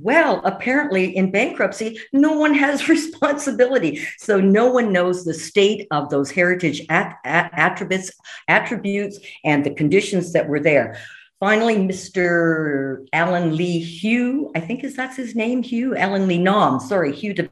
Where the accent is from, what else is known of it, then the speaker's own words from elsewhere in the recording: Hamilton, Ontario, Canada; I'm a downtown girl. I grew up in the North End. So I am very familiar with the old, I'm 78 years old. I'm very familiar with the old Hamilton.